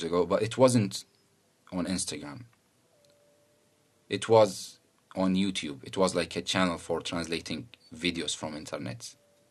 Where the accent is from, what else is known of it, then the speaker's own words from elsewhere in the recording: Iraq; first language Arabic; English is a second language; We are from Iraq